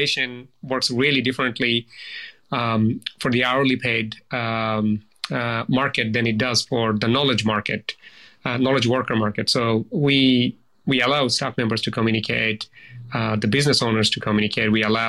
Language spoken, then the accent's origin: English; Bangladesh; now in Australia; background in Bangladesh standards, and then coming to Australia I often think of the fact that, you know, being Australian is not a right, it's a privilege